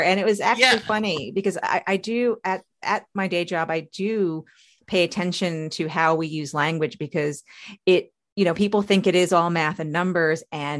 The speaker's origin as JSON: {"language": "English", "region": "New York", "country": "United States", "tie": "born or raised there", "said": "So I'm a child of the 80s. You know, I was born in 74. So I grew up basically in the 80s on Long Island."}